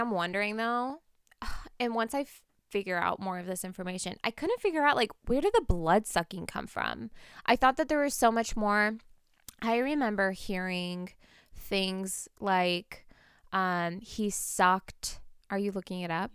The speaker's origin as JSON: {"language": "English", "town": "Portland", "country": "United States", "tie": "born or raised there", "moved": "yes", "said": "My hometown is Portland"}